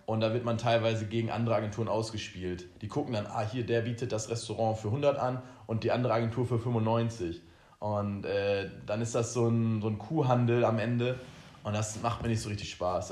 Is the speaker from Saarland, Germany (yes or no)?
no; Oldenburg, Lower Saxony, Germany; now in Ibiza, Spain; wir kommen ja beide aus Oldenburg